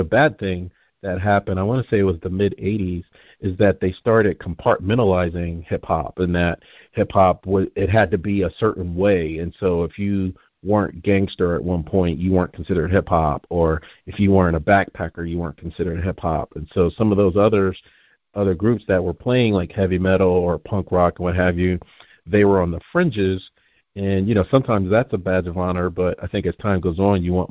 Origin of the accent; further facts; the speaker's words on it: New Jersey, United States; I'm originally from New Jersey